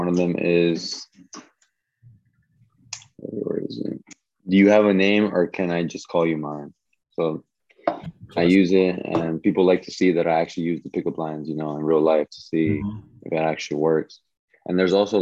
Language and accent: English; Virginia, United States; also born or lived in Washington, D.C.; I grew up in here in Virginia to be exact.